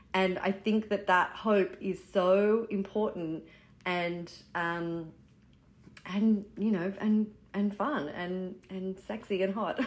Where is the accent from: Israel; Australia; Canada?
Australia; moved away as an adult; now in New York City, United States; I am Australian, uh, living in New York City. I've been here since 2009